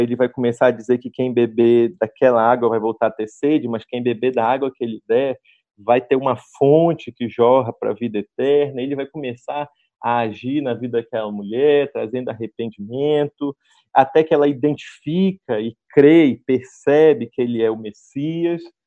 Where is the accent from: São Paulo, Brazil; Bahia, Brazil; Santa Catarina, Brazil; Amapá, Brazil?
Amapá, Brazil; also born or lived in Nova Iguaçu, Rio de Janeiro; nasci em Nova Iguaçu, mas sou amapaense